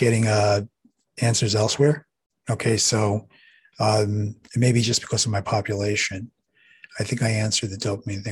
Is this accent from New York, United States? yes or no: yes; New York City, New York, United States; I'm from New York City